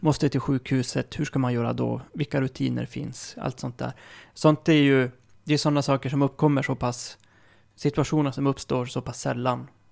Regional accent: Malmberget, Norrbotten County, Sweden; där jag kommer ifrån, Malmberget

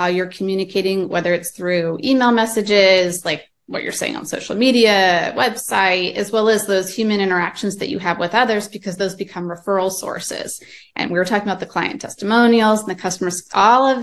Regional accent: Fresno, California, United States; also born or lived in San Diego; I grew up in the Central Valley. So Fresno, Visalia area

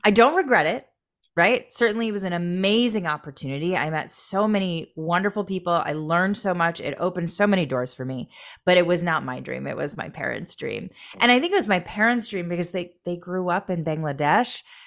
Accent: Michigan, United States; also born or lived in Boston / New York / Seattle / Los Angeles; now in Long Beach, United States; I grew up in Michigan.

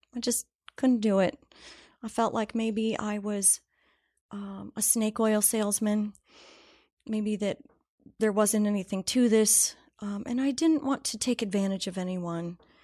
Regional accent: Ohio, United States; I grew up in Ohio, had a great family.

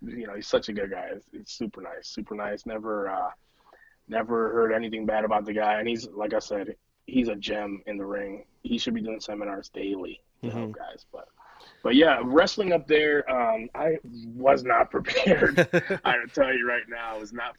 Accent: United States; I'm an American

